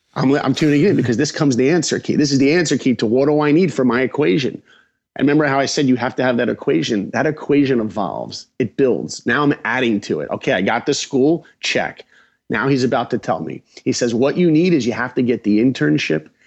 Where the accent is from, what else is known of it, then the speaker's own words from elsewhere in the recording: Long Island, New York, United States; I grew up in Long Island, New York